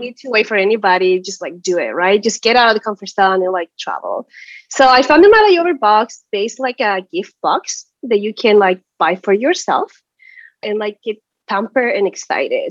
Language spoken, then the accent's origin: English; Chile; moved away as an adult; now in United States; I'm from Chile originally. I moved to the States ten years ago